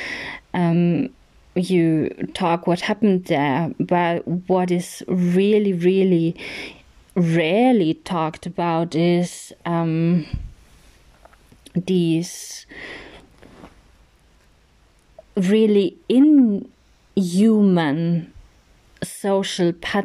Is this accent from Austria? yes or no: yes; Austria; English is a second language; also born or lived in Spain / Switzerland; born and raised in Austria, but not solely in Austria. I also live part-time in Spain and Switzerland, so I grew up pretty international.